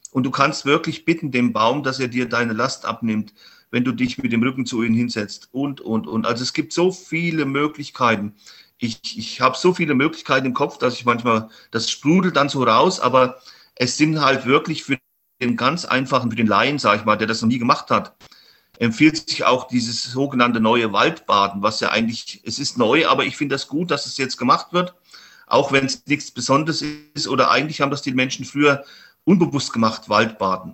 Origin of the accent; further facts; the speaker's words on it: Hermannsfeld, Thuringia, Germany; mein Heimatort in Hermannsfeld, das ist so ein kleiner Ort, wo ich herkomme